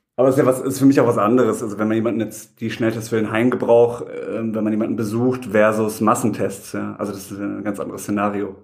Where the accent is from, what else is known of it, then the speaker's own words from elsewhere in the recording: Heidelberg, Baden-Württemberg, Germany; bin aus Heidelberg und auch gerade in Heidelberg